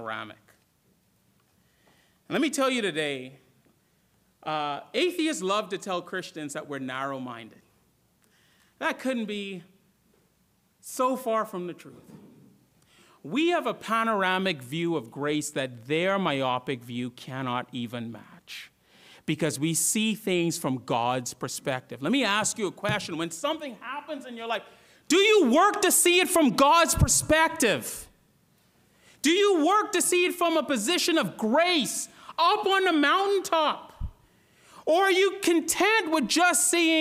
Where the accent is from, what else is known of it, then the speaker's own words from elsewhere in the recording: Bahamas; also born or lived in Florida / North Georgia; now in Georgia, United States; When I grew up in the Bahamas, we had no mountains